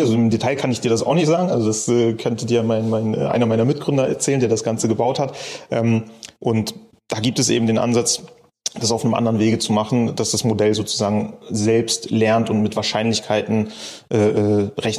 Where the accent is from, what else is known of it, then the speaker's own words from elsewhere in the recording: Bremen, Germany; also born or lived in Cologne; now in Berlin, Germany; Ich komme gebürtig eigentlich aus Bremen